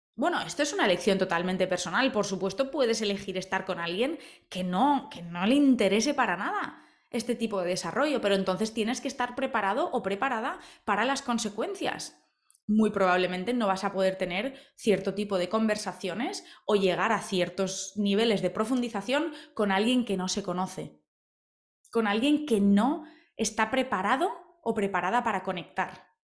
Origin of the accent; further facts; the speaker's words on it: Spain; yo soy española